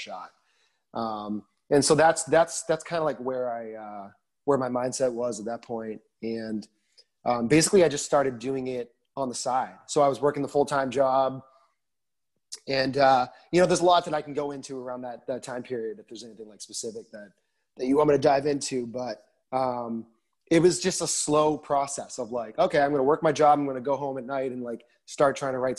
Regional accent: Massachusetts, United States; moved away as an adult; also born or lived in Boston; now in Nashville, United States; I'm born and raised in Massachusetts

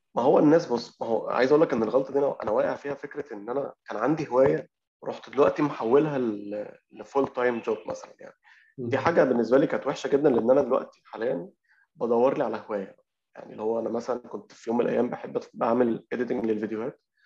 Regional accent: Alexandria, Alexandria Governorate, Egypt; إحنا عندنا في اسكندرية

